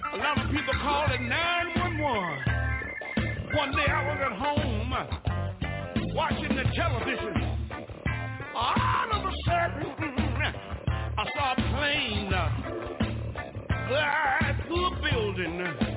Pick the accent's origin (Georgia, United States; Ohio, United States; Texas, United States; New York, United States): Texas, United States; Houston; When I think about my hometown in Houston, Texas, there was five beautiful little children one day playing around in the house, and the devil got busy.